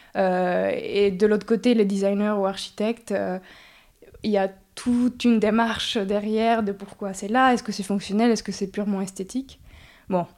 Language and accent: French; Mexico; moved away as an adult; also born or lived in France / Oaxaca / Mexico City; now in Montpellier, France; Mes parents ont parti au Mexique pour le travail, donc j'ai grandi à la ville de Mexico mais aussi à Oaxaca